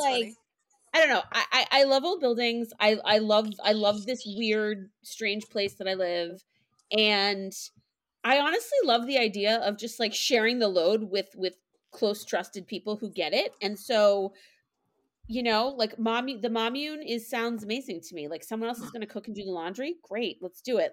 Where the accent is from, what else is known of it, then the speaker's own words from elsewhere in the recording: Boston, Massachusetts, United States; I am from Boston. Um, I've lived in and around Boston my entire life